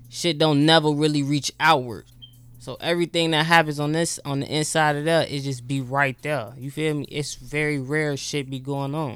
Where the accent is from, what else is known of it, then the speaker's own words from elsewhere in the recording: Chicago, Illinois, United States; I'm from Southside Chicago